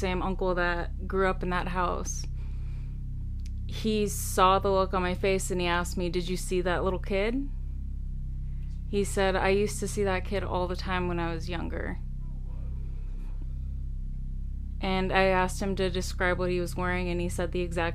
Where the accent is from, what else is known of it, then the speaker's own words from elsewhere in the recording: California, United States; I grew up in California, near the projects